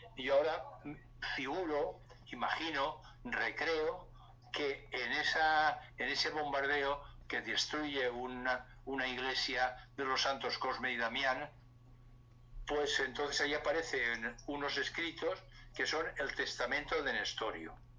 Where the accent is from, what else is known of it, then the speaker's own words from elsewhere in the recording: Valencia, Valencian Community, Spain; que es del barrio donde yo nací, del barrio de Ruzafa, ah. que es un barrio muy popular y con mucho arraigo en Valencia